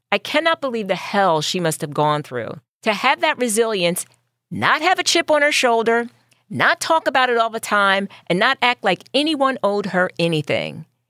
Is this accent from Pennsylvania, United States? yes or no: yes; Philadelphia, Pennsylvania, United States; I grew up in North Philly